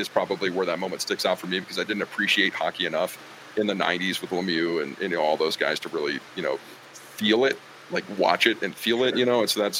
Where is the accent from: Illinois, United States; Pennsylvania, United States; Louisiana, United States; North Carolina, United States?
Pennsylvania, United States; near Pittsburgh; growing up in proximity to Pittsburgh